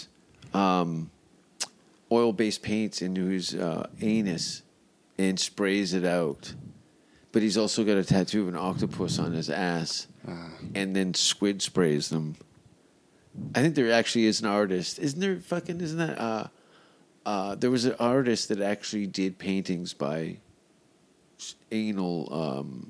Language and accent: English; Hamilton, Ontario, Canada; moved away as an adult; now in Los Angeles, United States; I'm heading back to my hometown for the first time in over two decades. I'm going to take up a residency in Hamilton, Ontario